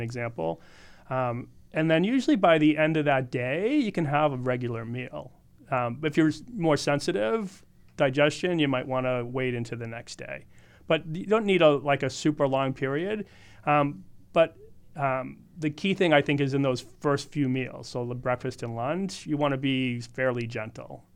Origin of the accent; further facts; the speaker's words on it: Boston, Massachusetts, United States; moved away as an adult; also born or lived in Hawaii / Arizona / Southern California; now in California, United States; I grew up in Boston, but I've lived my adult life between Hawaii, Arizona, Southern California mostly